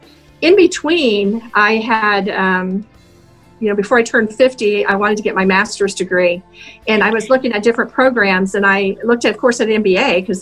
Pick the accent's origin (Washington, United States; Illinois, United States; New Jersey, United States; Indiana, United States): Indiana, United States; Indianapolis; also born or lived in -; I grew up in Indianapolis, on the east side of Indianapolis.